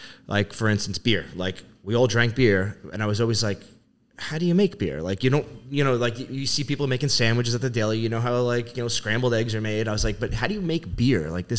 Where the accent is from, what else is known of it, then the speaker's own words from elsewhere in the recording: Levittown, New York, United States; I grew up in Nassau County in Levittown. Lived there pretty much my whole life.